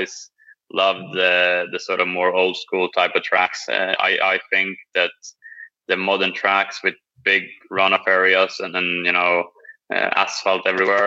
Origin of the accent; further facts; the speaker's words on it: Sweden; moved away as an adult; now in United States; growing up in Sweden